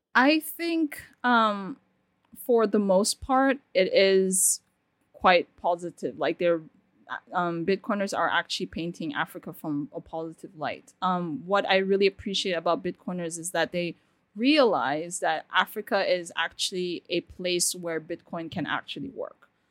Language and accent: English; Turkey; now in Nigeria; I was born in Turkey, um, so I stayed there